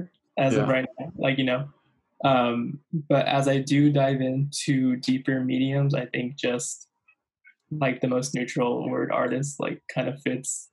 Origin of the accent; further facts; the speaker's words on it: La Puente, California, United States; I'm a photographer from Southern California, specifically a small town, La Puente, California